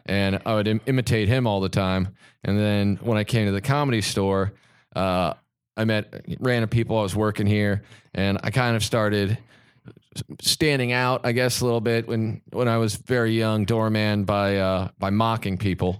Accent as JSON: {"language": "English", "region": "Kansas", "country": "United States", "said": "being from Kansas"}